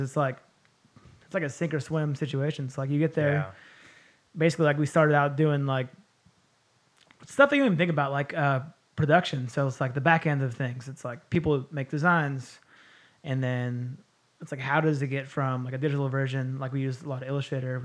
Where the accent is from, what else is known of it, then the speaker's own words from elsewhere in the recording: El Cerrito, California, United States; also born or lived in Berkeley, California / Martinez, California / Chico, California; I'm from the Bay, born in Berkeley